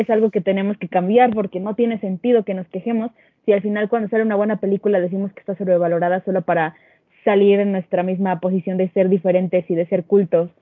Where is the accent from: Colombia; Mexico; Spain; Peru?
Mexico; nosotros como mexicanos